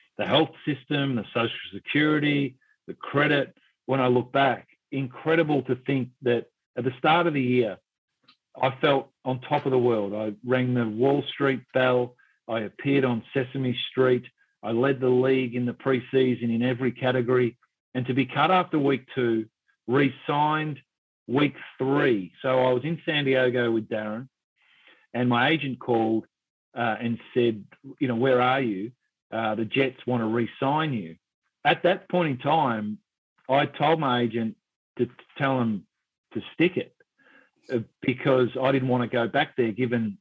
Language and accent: English; Geelong, Victoria, Australia; moved away as an adult; also born or lived in United States; I grew up in Geelong